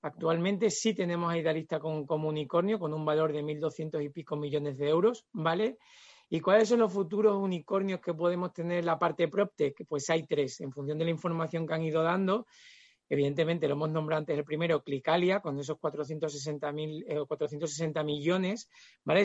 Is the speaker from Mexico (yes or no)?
no; Extremadura, Spain; soy extremeño